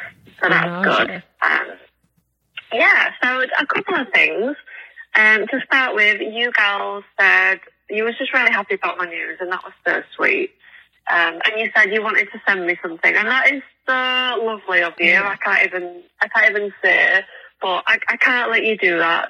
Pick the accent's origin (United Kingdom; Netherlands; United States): United Kingdom; England; I'm English